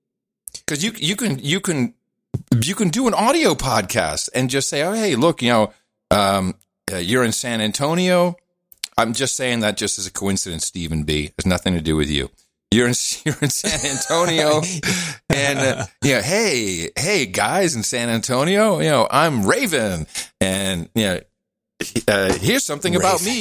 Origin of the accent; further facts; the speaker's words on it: Amsterdam, North Holland, Netherlands; moved away; I grew up in Amsterdam